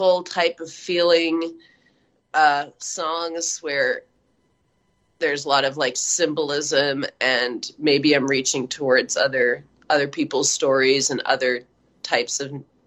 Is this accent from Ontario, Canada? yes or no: no; Montreal, Quebec, Canada; moved away as an adult; now in Manitoba, Canada; I come from Montreal, and I lived there for several decades.